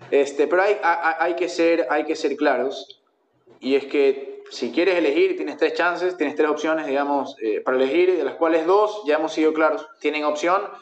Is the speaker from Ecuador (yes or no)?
yes; Ecuador; Somos ecuatorianos